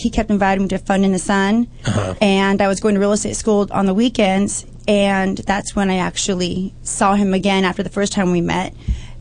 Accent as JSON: {"language": "English", "town": "Los Angeles", "region": "California", "country": "United States", "tie": "born or raised there", "said": "I grew up in North Hollywood, Toluca Lake area, Burbank"}